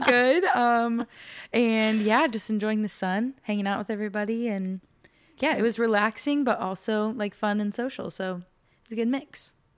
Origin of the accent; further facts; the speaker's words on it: Norman, Oklahoma, United States; now in Belding, Michigan, United States; I am from Norman, Oklahoma